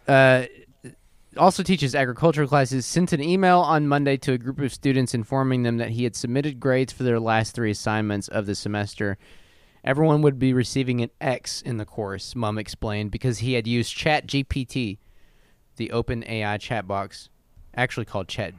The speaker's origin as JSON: {"language": "English", "region": "Texas", "country": "United States", "said": "I'm from Texas"}